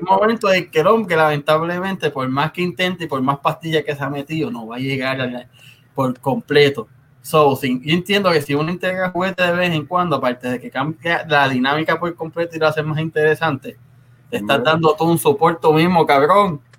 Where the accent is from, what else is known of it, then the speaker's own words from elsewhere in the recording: Río Grande, Puerto Rico; yo soy de Río Grande